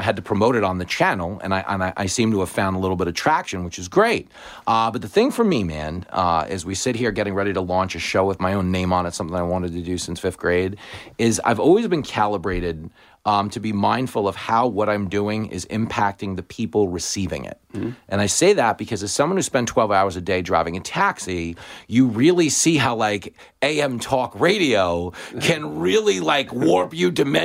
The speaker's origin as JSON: {"language": "English", "town": "Levittown", "region": "New York", "country": "United States", "tie": "born or raised there", "said": "I grew up in a big Reagan house. I grew up in Levittown"}